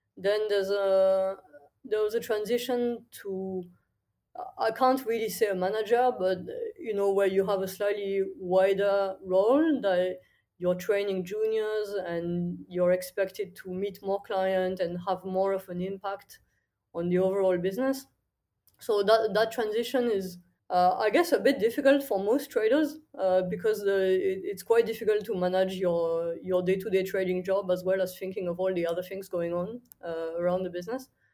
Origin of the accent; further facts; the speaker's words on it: countryside near Toulouse, Occitania, France; moved away as an adult; also born or lived in Paris / London / Singapore; I'm from France originally. I grew up in the countryside, really small village in the south near, near Toulouse